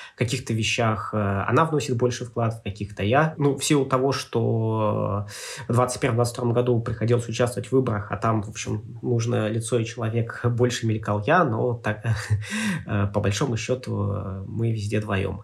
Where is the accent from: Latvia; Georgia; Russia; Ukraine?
Russia; Arkhangelsk Oblast; moved away; also born or lived in Moscow; я родился ну, в конкретном месте, в Архангельской области, что детство в, той, в тех природных условиях